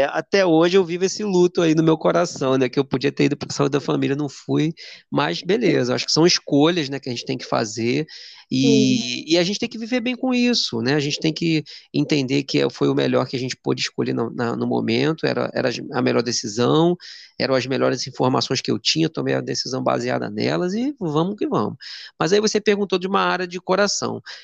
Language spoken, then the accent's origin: Portuguese; Duque de Caxias, Rio de Janeiro, Brazil; eu sou de Duque de Caxias, de Janeiro